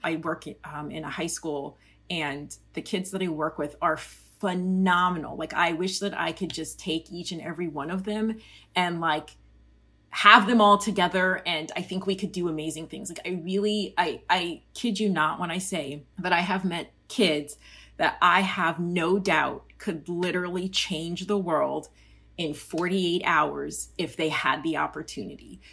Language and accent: English; Colorado, United States; I grew up in Colorado, halfway between Denver and Colorado Springs and a little suburb in between those two.